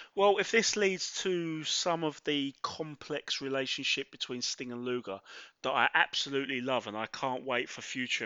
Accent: London, United Kingdom; born and raised in Mile End, Bow, East London

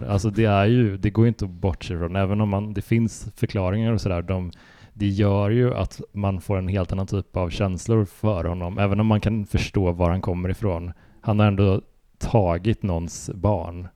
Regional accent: Sweden; som svensk

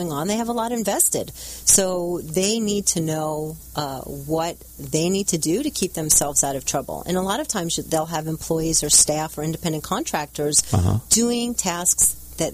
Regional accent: New York, United States; moved away as an adult; also born or lived in New Jersey; now in California, United States; I'm originally from New York, and so I'm licensed in New York and California. I've been here for about 10 years.

